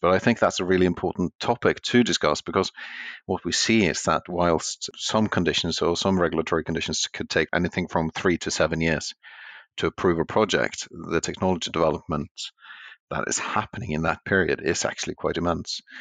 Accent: Norway; since I'm from Norway

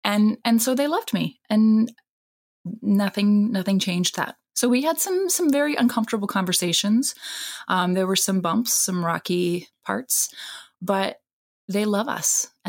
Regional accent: Japan; My parents are actually Christian missionaries. So wow. I grew up in Japan, steeped in religion.

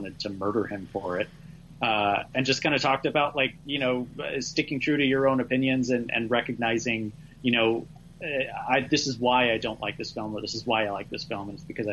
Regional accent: Oklahoma, United States; I also grew up in Oklahoma

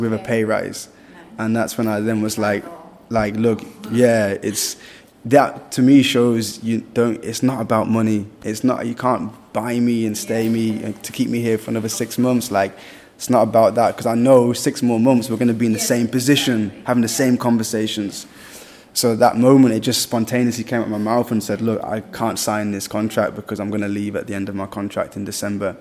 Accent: Birmingham, West Midlands, United Kingdom; moved away as an adult; also born or lived in Vietnam; I'm British, yeah, England, Birmingham

